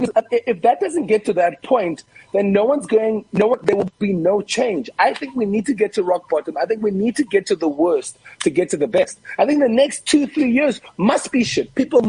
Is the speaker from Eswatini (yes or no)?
no; Cape Town, Western Cape, South Africa; I grew up in Kukuletu Lange, which is a township, and then when we were allowed, we moved into a white area.